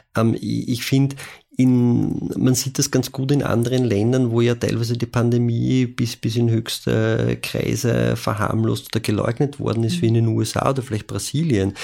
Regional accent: Vienna, Austria; Ich bin in Wien in einem Gemeindebau aufgewachsen

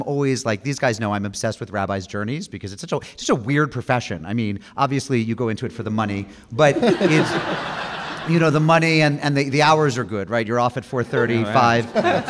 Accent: Massachusetts, United States; Which is like every Irish kid I grew up with in Massachusetts was Sean.

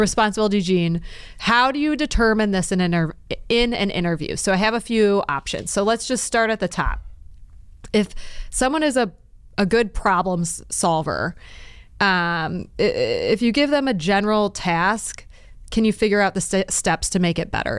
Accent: Detroit, Michigan, United States; We're both from Detroit

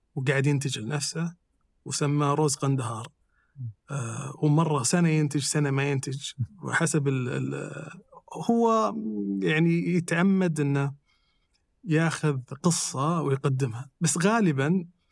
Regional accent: Saudi Arabia; إحنا ممكن تكون فينا رائحة كسعوديين

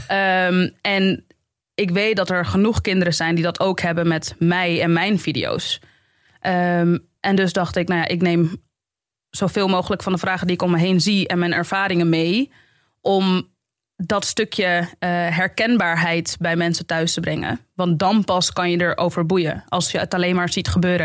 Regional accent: Amsterdam, North Holland, Netherlands; moved away as an adult; now in Zaandam, Netherlands; ik kom uit de Belmer

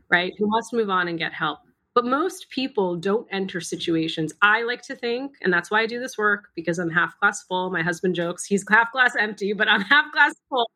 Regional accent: Massachusetts, United States; My younger brother and I were born and raised in the United States. Spent most of our time in Massachusetts

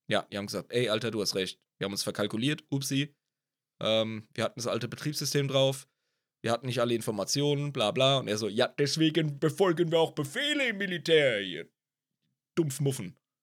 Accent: Ludwigshafen, Rhineland-Palatinate, Germany; ich komme aus Ludwigshafen am Rhein

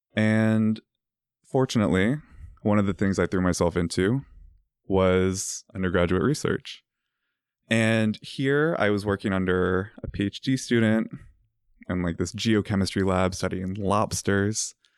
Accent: Virginia, United States; moved away; I'm from Virginia, uh, raised by religious parents, and I went to this small, tiny Catholic school

